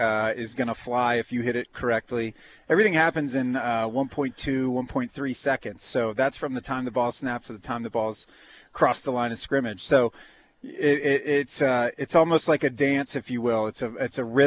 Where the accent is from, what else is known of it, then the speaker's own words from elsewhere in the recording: Jacksonville, Florida, United States; my hometown where I grew up